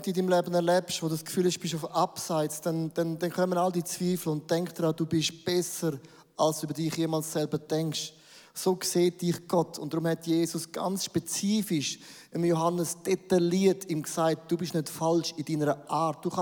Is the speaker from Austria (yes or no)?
no; Buchs, St. Gallen, Switzerland; now in Zürich, Switzerland; Ich, ich bin aufgewachsen in Bug, St. Gallen. Die schönsten drei Berge gibt es dort.